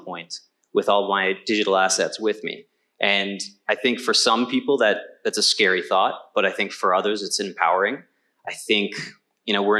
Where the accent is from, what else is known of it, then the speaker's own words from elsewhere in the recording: Canada; I'm Canadian